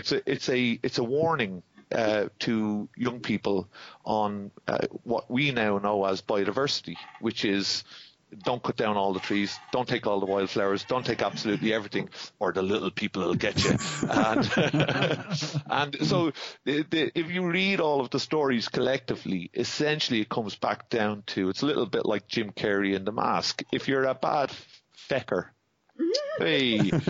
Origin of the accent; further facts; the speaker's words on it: Dublin, Leinster, Ireland; I was born and bred in Dublin. Mom and Dad were Dublin